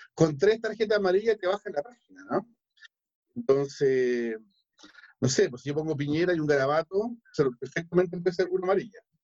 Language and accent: Spanish; Chile; soy chileno